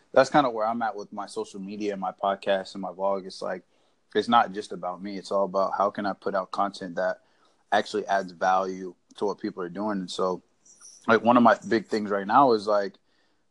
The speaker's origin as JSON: {"language": "English", "region": "Indiana", "country": "United States", "moved": "yes", "lives_now": "Florida, United States", "said": "I'm from Indiana, but I live in Florida right now"}